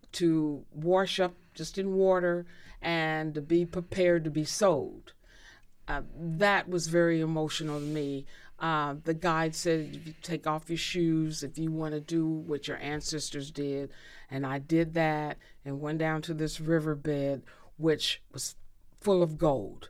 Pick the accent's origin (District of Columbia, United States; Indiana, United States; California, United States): Indiana, United States; Indianapolis; I grew up in Indy